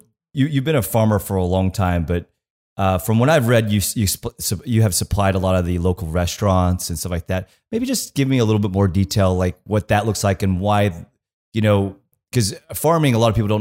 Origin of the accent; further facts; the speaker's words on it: Kansas, United States; I'm from Kansas. So I grew up in the country